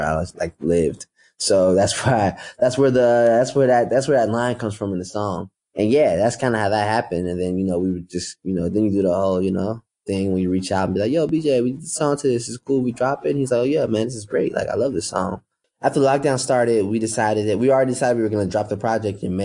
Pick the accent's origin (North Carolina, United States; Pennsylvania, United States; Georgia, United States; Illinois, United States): Illinois, United States; Chicago; I'm coming from Chicago